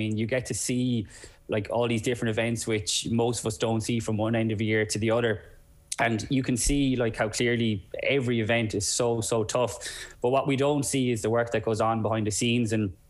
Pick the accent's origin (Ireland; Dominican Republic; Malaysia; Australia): Ireland; as Irish people